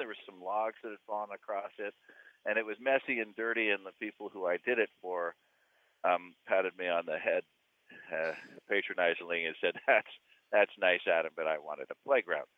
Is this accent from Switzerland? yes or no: no; Hamilton, Ontario, Canada; when I was five, growing up in Hamilton